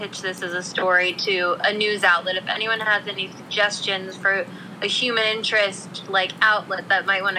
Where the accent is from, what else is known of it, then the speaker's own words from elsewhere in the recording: East Brunswick, New Jersey, United States; Everybody knows we're from East Brunswick, New Jersey, shared hometown.